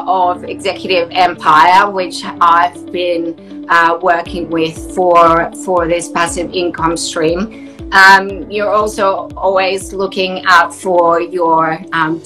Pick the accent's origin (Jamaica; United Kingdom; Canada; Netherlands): Netherlands; now in Sunshine Coast, Australia; in the Netherlands, where I'm from originally